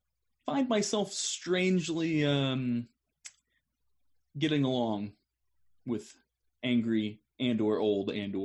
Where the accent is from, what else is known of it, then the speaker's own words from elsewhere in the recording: Chicago, Illinois, United States; Absolutely. I came from Chicago. I understand that. I get it.